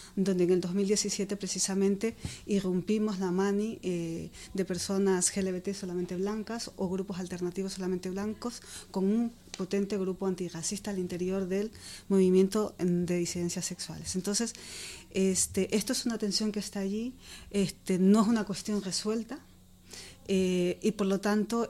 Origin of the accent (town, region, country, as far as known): Ecuador; now in Madrid, Spain